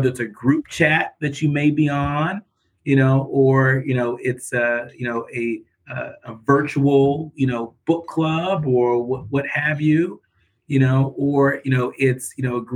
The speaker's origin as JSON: {"language": "English", "region": "California", "country": "United States", "tie": "born or raised there", "moved": "yes", "lives_now": "Detroit, United States", "said": "They met in college in Texas and had me many years later in California"}